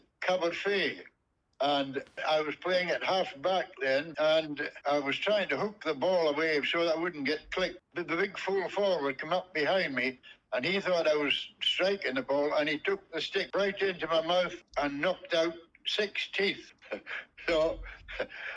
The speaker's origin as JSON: {"language": "English", "town": "Roy Bridge", "region": "Scotland", "country": "United Kingdom", "tie": "born or raised there", "moved": "as an adult", "lives_now": "Australia", "said": "I was born in Bohunton, Roy Bridge, on the 5th of June 1928, and I stayed all my life in Bohunton until I came out to Australia."}